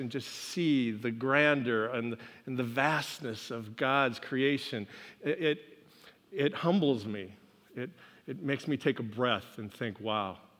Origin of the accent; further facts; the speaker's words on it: Pacific Northwest, United States; moved away; I grew up in the Pacific Northwest where we have a couple mountains out there